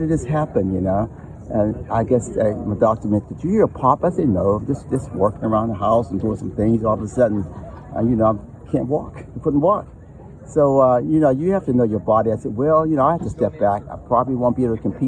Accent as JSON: {"language": "English", "town": "Pittsburgh", "region": "Pennsylvania", "country": "United States", "said": "I'm from Pittsburgh. You know, I started my track career right here in Pittsburgh, so it's nice to be home"}